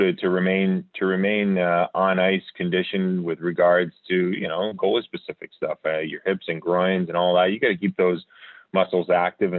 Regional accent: Rhode Island, United States; also born or lived in Philadelphia; I'm from Rhode Island

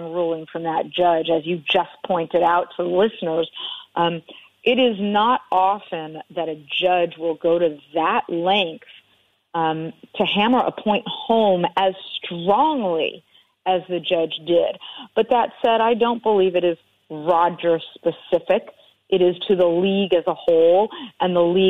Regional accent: Los Angeles, California, United States; I live in Los Angeles, as you know. I grew up in Los Angeles

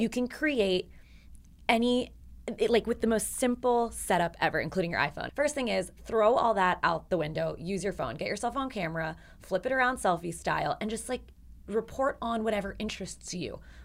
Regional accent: Philadelphia, Pennsylvania, United States; I was from, born and raised in Philadelphia.

